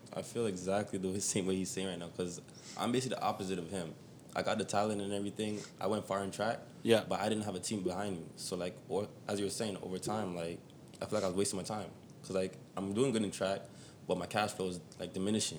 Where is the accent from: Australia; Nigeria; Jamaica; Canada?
Jamaica; moved away; I was born in Jamaica, and then I came down here.